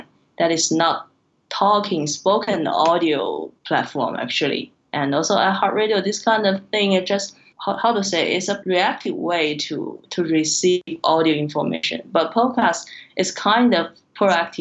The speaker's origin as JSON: {"language": "English", "region": "Tianjin", "country": "China", "first_language": "Chinese", "second_language": "English", "said": "I'm from Tianjin, the city nearby Beijing"}